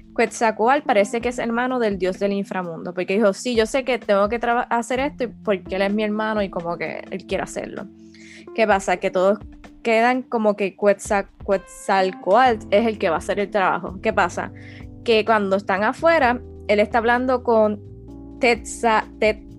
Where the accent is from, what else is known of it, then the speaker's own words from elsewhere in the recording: Puerto Rico; nosotros somos puertorriqueños